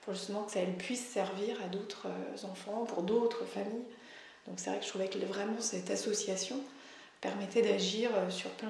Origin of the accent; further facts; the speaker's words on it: Auvergne-Rhône-Alpes, France; pour ma part, comme je viens de l'Isère, moi je ne connaissais pas l'apport par les collègues